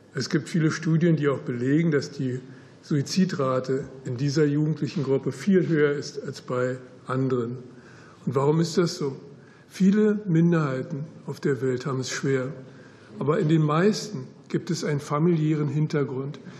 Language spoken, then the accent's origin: German; Berlin, Germany; moved away as an adult; also born or lived in United States / Netherlands; ich bin mit 18 Jahren aus Berlin damals weggegangen nach Amerika